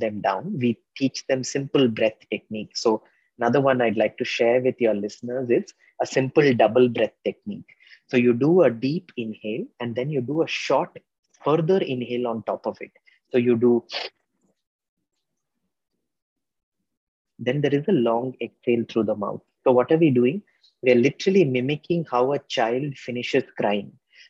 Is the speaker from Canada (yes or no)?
no; India; a lot of us middle-class Indians are used to gobbling up our food because we were large families